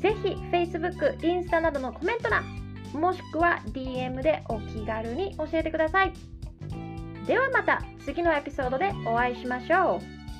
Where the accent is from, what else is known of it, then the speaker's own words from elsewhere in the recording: Japan; first language Japanese; 日本人として日本で生まれて日本語を自然に学んだ